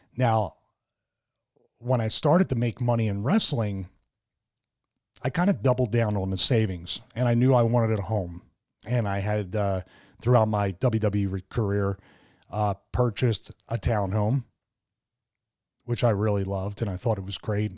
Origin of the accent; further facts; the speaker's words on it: Philadelphia, Pennsylvania, United States; growing up in Philadelphia